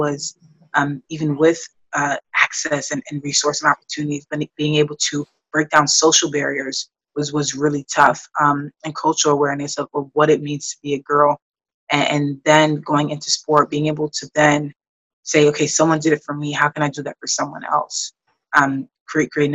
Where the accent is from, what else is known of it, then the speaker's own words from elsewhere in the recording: New York City, New York, United States; Growing up in New York